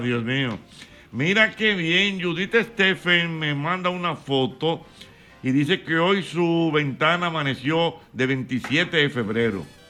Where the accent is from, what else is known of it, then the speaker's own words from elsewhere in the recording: Dominican Republic; nosotros los dominicanos